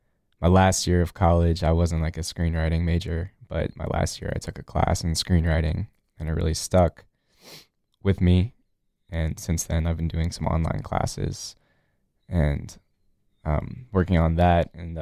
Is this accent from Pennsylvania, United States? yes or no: no; New Orleans, Louisiana, United States; now in Durham, United States; I grew up in New Orleans, like you said, moved here in 2005 to like the Durham area. I went to Carolina, graduated last year, and now I live in Durham.